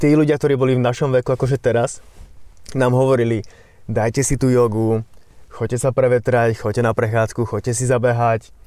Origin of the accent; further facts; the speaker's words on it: Slovakia; also born or lived in London; som momentálne už doma na Slovensku